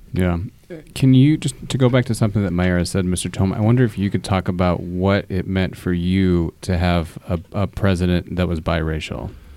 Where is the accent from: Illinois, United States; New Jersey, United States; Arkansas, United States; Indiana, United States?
Indiana, United States; Fort Wayne; growing up in Fort Wayne, which is predominantly white